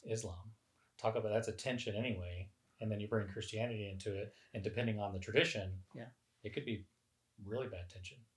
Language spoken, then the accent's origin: English; Costa Rica; Yeah, I grew up in Costa Rica.